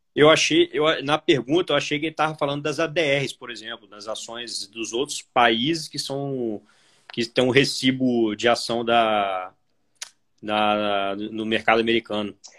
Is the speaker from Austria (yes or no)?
no; Vitória, Espírito Santo, Brazil; minha cidade natal, né, Vitória Espírito Santo